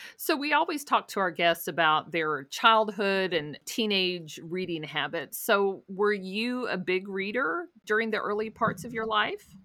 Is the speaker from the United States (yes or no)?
yes; Louisville, Kentucky, United States; I've lived here my whole life